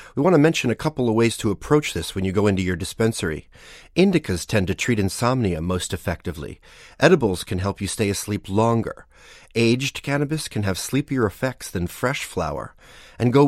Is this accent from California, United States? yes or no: no; New Jersey, United States; we come from those families. We come from Columbia High School